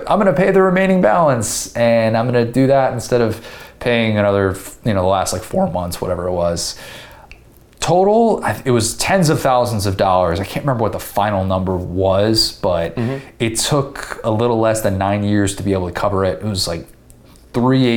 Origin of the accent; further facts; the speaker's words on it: Illinois, United States; moved away as an adult; also born or lived in Indiana; I am from Illinois. I had to pay out-of-state tuition at Indiana